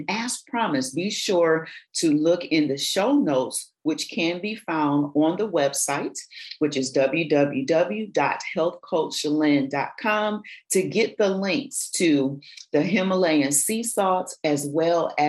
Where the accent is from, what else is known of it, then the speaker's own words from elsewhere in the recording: Michigan, United States; I grew up in Michigan, I say pop